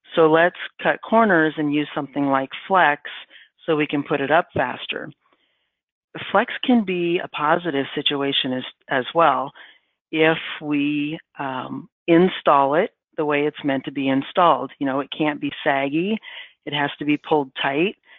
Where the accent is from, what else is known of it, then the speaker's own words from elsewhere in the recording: Midwest, United States; I'm from the Midwest